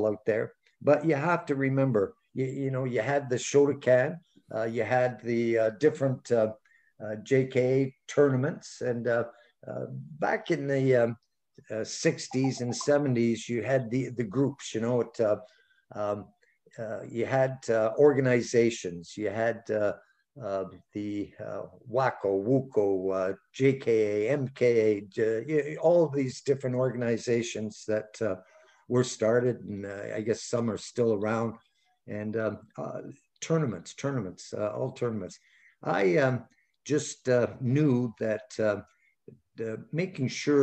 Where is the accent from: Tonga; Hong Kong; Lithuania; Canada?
Canada; as a Canadian